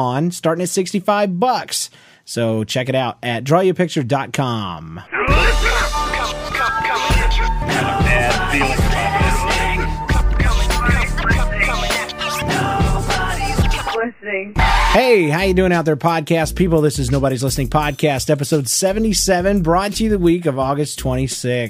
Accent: Georgia, United States; I'm from Georgia

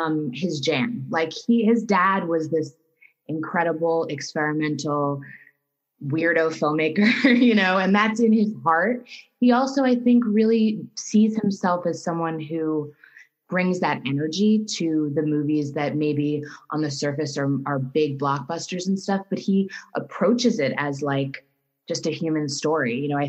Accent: New Rochelle, New York, United States; moved away as an adult; now in Los Angeles, United States; I come from New York. I grew up in New Rochelle, New York

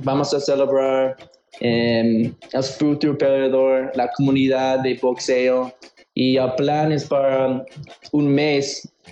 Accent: Chicago, Illinois, United States; moved away as an adult; now in Mexico City, Mexico; soy un chicano de Chicago, entonces mitad de mitad

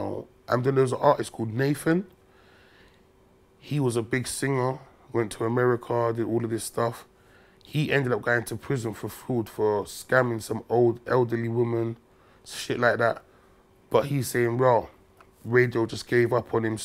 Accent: London, United Kingdom; So I'm from Brixton

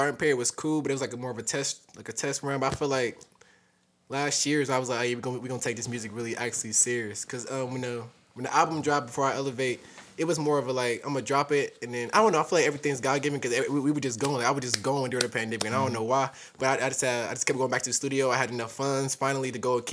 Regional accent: Columbus, Ohio, United States; I'm from Columbus, Ohio

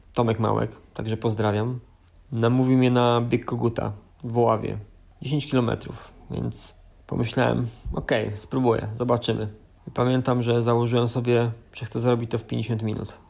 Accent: Brzeg, Opole Voivodeship, Poland; Pochodzę z niewielkiego miasta, metropolia to na pewno nie jest, brzeg, połowa drogi między Opolem a Wrocławiem

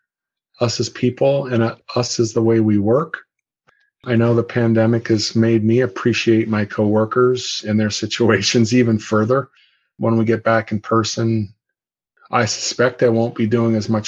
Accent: Bay Area, California, United States; also born or lived in Iowa; I was born in Iowa, but I came to California when I was 6 months old. So I do view myself as a 99.99% native Californian, native Bay Area

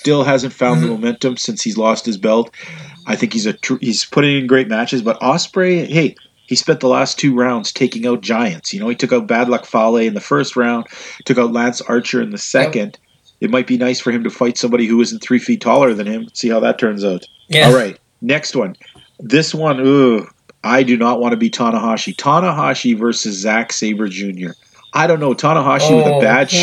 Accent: Canada; I'm Canadian

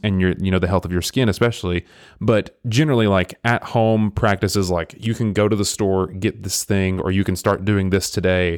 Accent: Englewood, Tennessee, United States; moved away as an adult; now in Chattanooga, United States; the town I grew up in, I kid you not, I can look it up, it has, like, a thousand people on a good day.

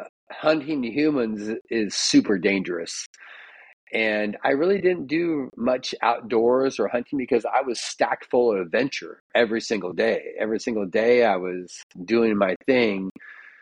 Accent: Roseburg, Oregon, United States; I was born in Roseburg, Oregon, which is a small town, Dixonville, outside of Roseburg. And my grandma had a ranch

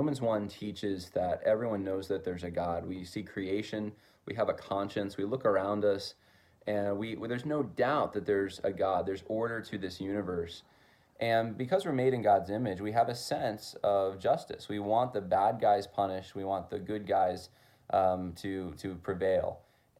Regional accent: California, United States; I came from Southern California initially, and some family members had some ties to Hollywood, etc.

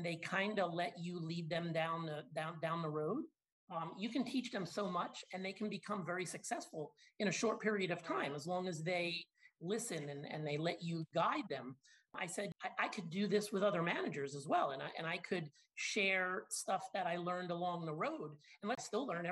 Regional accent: Long Island, New York, United States; also born or lived in Binghamton, New York / Boynton Beach, Florida; I grew up in Long Island.

